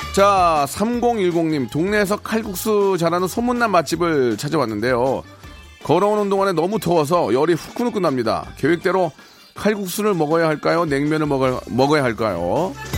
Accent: Seoul, South Korea; 그 집에서 태어나서 열심히 살아가지고

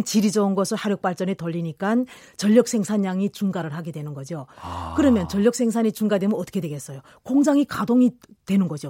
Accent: Kilju, North Hamgyong, North Korea; moved away as an adult; now in South Korea; 저는 고향은 이번에 핵실험장 폐쇄한 쪽. 예, 한경북도 길주입니다

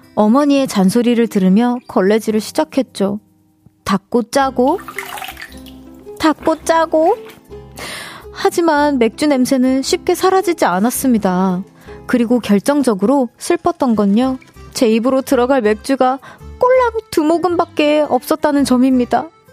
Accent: Seoul, South Korea; 저는 서울 사람입니다

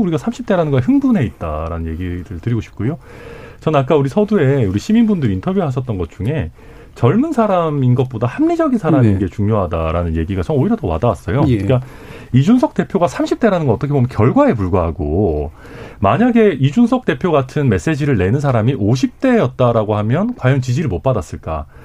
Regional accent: Daegu, South Korea; now in Suncheon, South Korea; 대구에서 태어나서 전남 순천에 살고 있는

